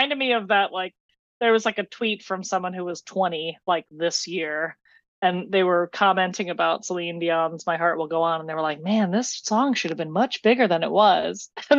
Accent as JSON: {"language": "English", "region": "New Jersey", "country": "United States", "said": "I'm from New Jersey"}